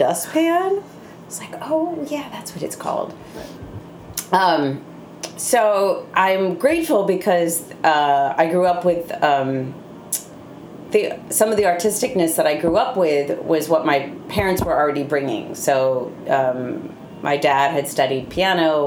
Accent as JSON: {"language": "English", "region": "Massachusetts", "country": "United States", "tie": "born or raised there", "also_born_or_lived": "St. Louis, Missouri", "said": "And I grew up in Massachusetts, although I was born in the Midwest. I was born in St. Louis"}